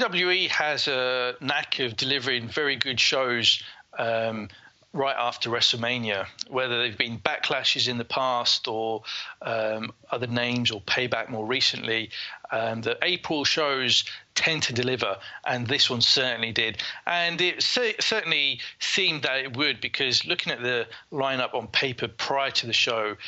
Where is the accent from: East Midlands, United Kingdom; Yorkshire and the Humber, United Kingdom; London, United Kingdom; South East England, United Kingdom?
East Midlands, United Kingdom; Leicester; here in my hometown of Leicester